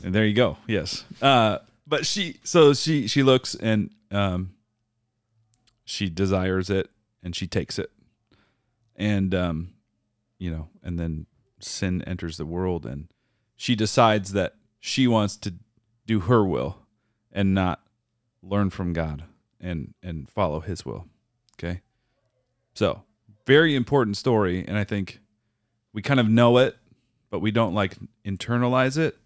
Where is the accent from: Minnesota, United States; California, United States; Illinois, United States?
Minnesota, United States; moved away; also born or lived in Iowa; I grew up in Minnesota